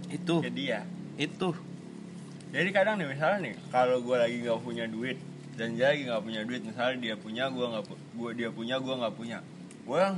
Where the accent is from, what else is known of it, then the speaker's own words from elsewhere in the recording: Bekasi, West Java, Indonesia; orang-orang tahu kita anak Bekasi dan mencintai rosok.